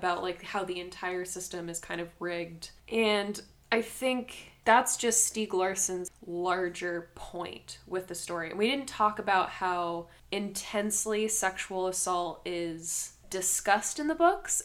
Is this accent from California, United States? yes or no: yes; California, United States; I'm obviously from California